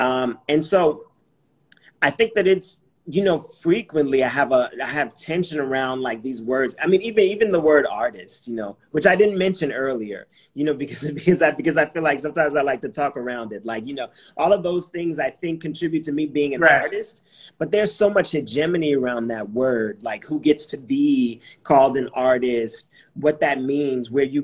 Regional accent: California, United States; growing up in California

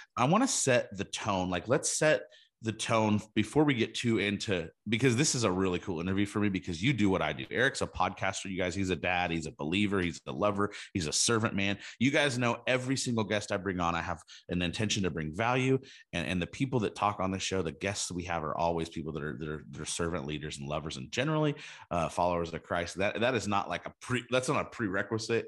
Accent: California, United States; we, we grew up in California together

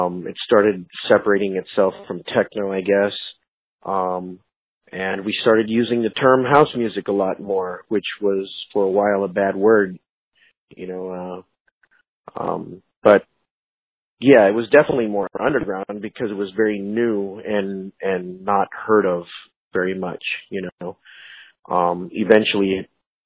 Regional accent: Phoenix, Arizona, United States; I was born and raised here in Phoenix, so I'm one of the few that it's not really a transplant. I've always been here

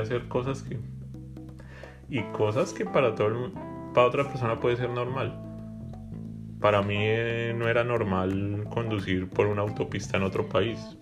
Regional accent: Bogotá, Colombia; now in Canada; Yo siempre voy a ser de Bogotá

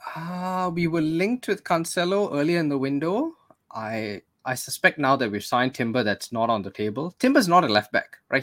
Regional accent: Malaysia; we're Malaysian, so we're not Singaporean

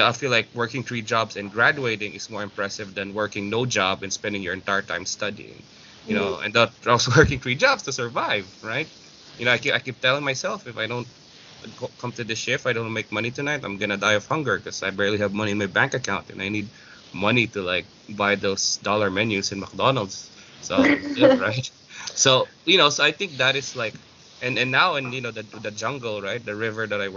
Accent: Philippines; moved away; as a Filipino

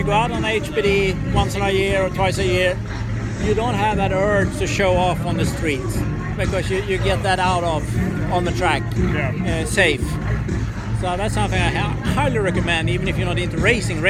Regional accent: Sweden; moved away as an adult; also born or lived in Tennessee / Florida / San Diego; now in Panama City, United States; When I grew up back in Sweden

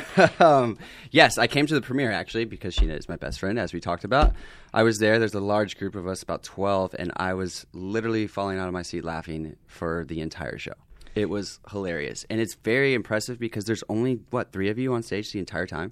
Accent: the South, United States; moved away as an adult; now in Los Angeles, United States; I'm this guy from the South

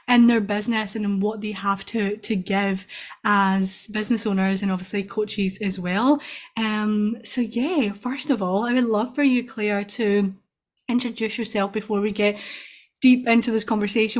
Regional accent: Scotland, United Kingdom; I'm from Scotland.

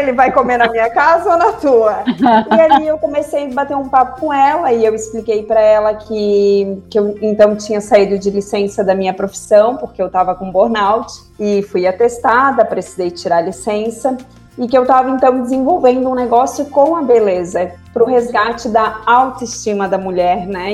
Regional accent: Florianópolis, Santa Catarina, Brazil; also born or lived in Cuiabá; eu sou aqui de Santa Catarina, né? Já, já moro em Florianópolis desde que eu me conheço por gente.

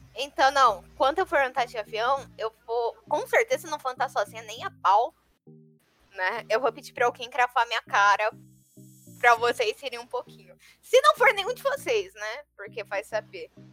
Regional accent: interior of São Paulo, Brazil; Eu sou do interior de São Paulo.

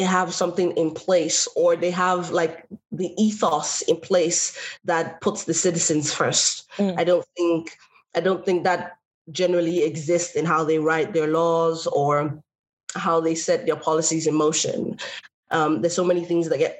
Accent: Longford, Leinster, Ireland; born or raised there; also born or lived in Nigeria

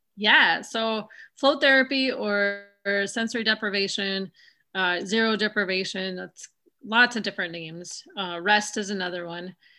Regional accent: South Dakota, United States; now in Wisconsin, United States; I grew up in South Dakota

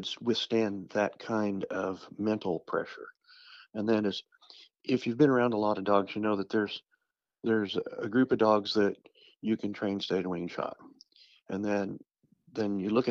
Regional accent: Southeast Kansas, United States; I grew up in Southeast Kansas.

